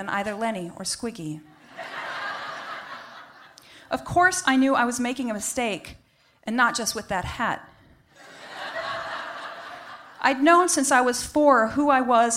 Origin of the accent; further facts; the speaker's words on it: Buffalo, New York, United States; I was born on June 26th, 1969, in Buffalo, New York